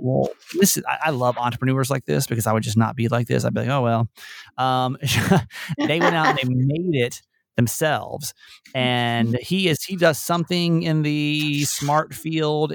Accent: Georgia, United States; also born or lived in Maryland; now in Baltimore, United States; my home state would be Georgia, technically

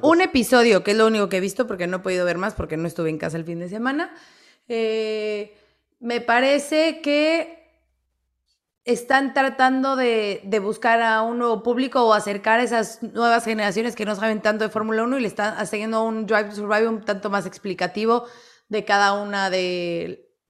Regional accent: Mexico; soy mexicana

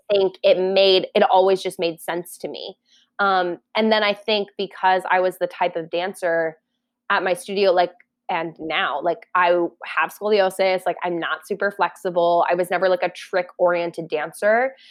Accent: Parker, Colorado, United States; I grew up in Parker, Colorado, which is like an hour southeast of Denver.

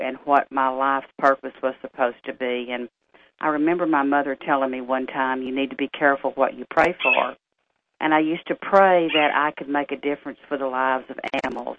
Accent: Tyler, Texas, United States; being born and raised in Tyler

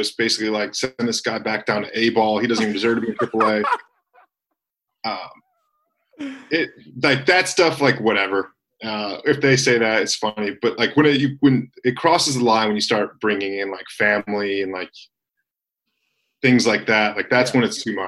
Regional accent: Michigan, United States; I grew up in Michigan being a Detroit Tigers fan.

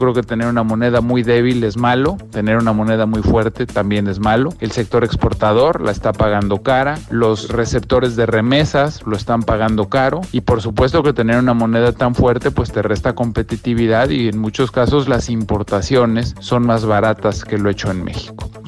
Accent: Guatemala; como guatemaltecas y guatemaltecos comprometidos con la democracia, defenderemos nuestro derecho a elegir libremente nuestro destino.

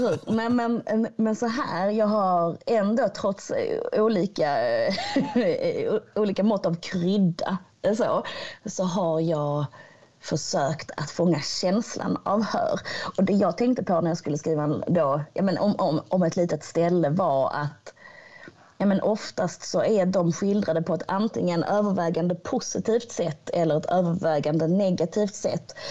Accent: Hör, Skåne, Sweden; platsen där jag växte upp, eh, platsen där jag kommer ifrån

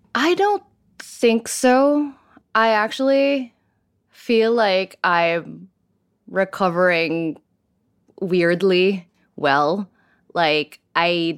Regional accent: Philippines; moved away as an adult; I grew up in the Philippines

